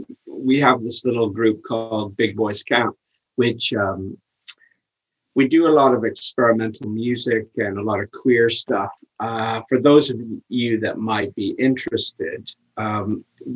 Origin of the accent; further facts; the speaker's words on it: Toronto, Ontario, Canada; moved away as an adult; now in United Kingdom; I'm from Toronto, just north of, just outside of Toronto